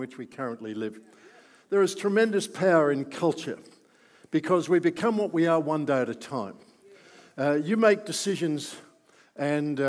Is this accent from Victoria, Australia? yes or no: yes; Melbourne, Victoria, Australia; I grew up in Melbourne. I've never lived anywhere else other than in Melbourne